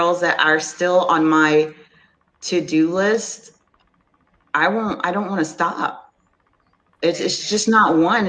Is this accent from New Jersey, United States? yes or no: no; Texas, United States; I'm from Texas